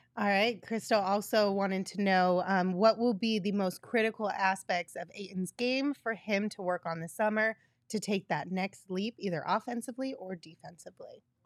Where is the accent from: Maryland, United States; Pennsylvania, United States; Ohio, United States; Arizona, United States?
Arizona, United States; Sierra Vista; moved away; also born or lived in California / Texas; when I first moved away from Sierra Vista, I moved to California and everyone was like, "Where are you from? I feel like you have an accent."